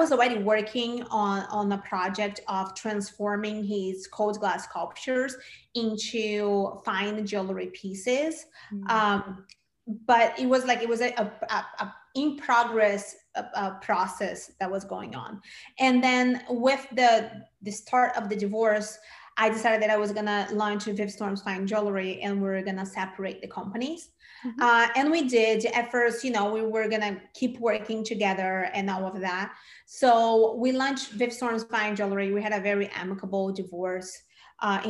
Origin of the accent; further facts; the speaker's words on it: Brazil; moved away as an adult; now in United States; I'm originally from Brazil. And when I first came to the States, I came to go to film school